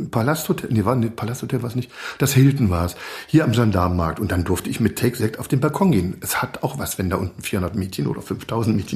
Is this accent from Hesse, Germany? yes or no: no; Magdeburg, Saxony-Anhalt, Germany; Es geht zurück in meine frühe Jugend. Ich bin ja aus Magdeburg. Ja. Und da hört, da war unser Sender NDR 2.